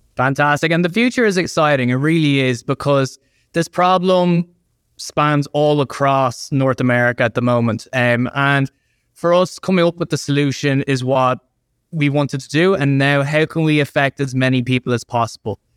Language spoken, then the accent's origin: English; Ireland; I'm from Ireland